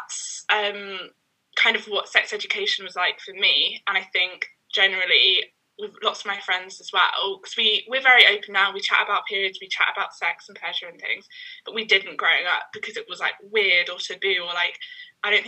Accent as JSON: {"language": "English", "region": "London", "country": "United Kingdom", "also_born_or_lived": "Sheffield", "said": "I'm from East London. But I spent 3 years at uni in Sheffield and now I'm back."}